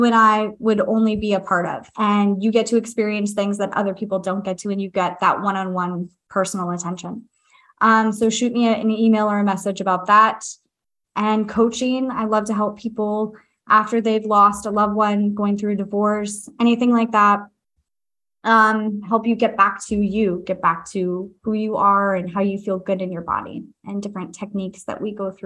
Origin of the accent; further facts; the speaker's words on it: San Diego, California, United States; moved away; I grew up in San Diego